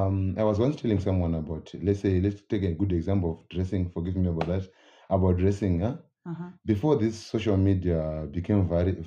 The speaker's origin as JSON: {"language": "English", "country": "Zimbabwe", "said": "I'm from Zimbabwe."}